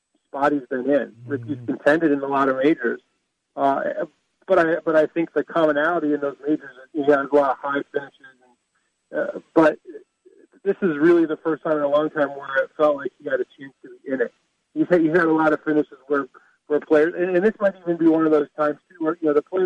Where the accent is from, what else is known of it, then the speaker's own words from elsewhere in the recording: Michigan, United States; when I was growing up in Michigan